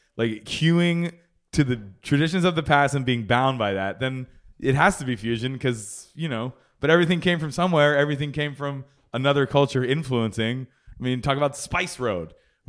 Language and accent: English; Philadelphia, Pennsylvania, United States; No, I'm from Philly.